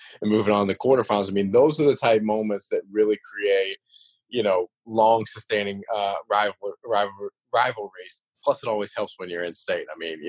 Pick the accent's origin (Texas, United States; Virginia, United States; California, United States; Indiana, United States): Virginia, United States; moved away; I grew up in Virginia and I was so close to JMU.